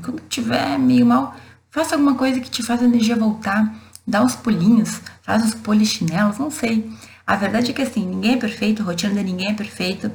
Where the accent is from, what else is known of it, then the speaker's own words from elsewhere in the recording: Brazil; A gente é brasileiro